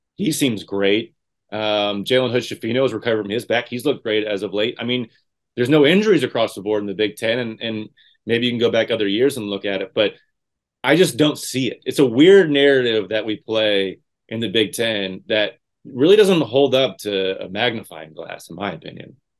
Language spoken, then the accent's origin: English; Indiana, United States; growing up in Indiana